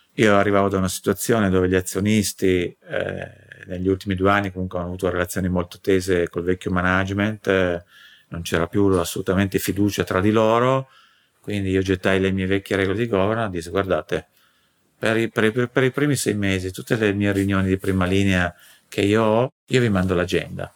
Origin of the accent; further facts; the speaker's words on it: Turin, Piedmont, Italy; son di Torino